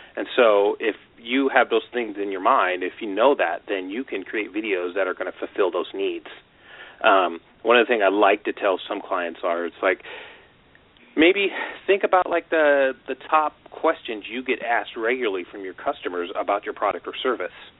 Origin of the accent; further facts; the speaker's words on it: Washington, United States; moved away as an adult; also born or lived in California; I grew up in Washington State, and I moved down to California to go to school